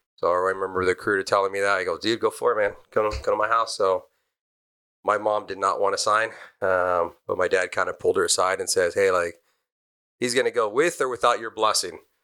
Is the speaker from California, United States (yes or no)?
yes; Almani, California, United States; also born or lived in Arcadia, California; I was born in Arcadia, down on the west side of the fifty-seven, and I grew up in Almani.